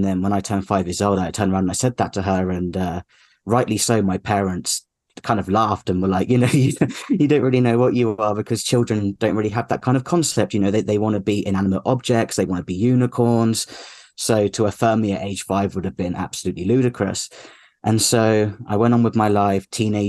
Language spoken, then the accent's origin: English; United Kingdom; moved away as an adult; now in Arizona, United States; I'm 31 years old. I'm British, but I live in the US with my wife, who is American.